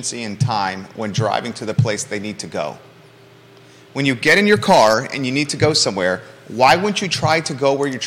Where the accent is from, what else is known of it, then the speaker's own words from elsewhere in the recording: Williamsburg, Virginia, United States; also born or lived in Naples, Florida; I grew up in Williamsburg, Virginia. I was born in Naples, Florida